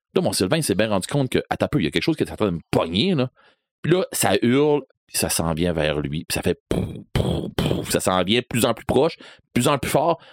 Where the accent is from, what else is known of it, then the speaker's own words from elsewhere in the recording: Rivière-du-Loup, Quebec, Canada; je viens de Rivière-du-Loup